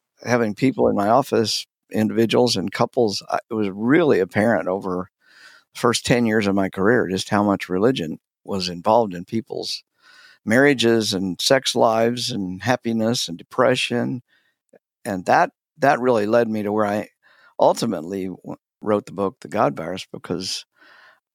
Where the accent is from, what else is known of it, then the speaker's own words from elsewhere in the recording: Wichita, Kansas, United States; I was raised in the South, but it was the South of Kansas in Wichita.